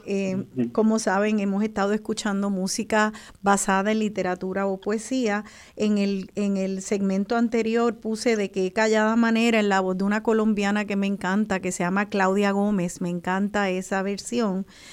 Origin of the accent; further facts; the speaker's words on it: Puerto Rico; soy un boricua